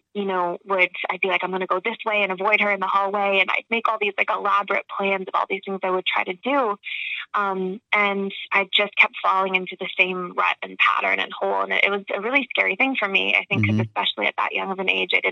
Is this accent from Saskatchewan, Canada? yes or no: no; Toronto, Ontario, Canada; moved away as an adult; also born or lived in Georgia, United States / Florida, United States; I was born in Toronto and raised, and then I went to school in Georgia and then Florida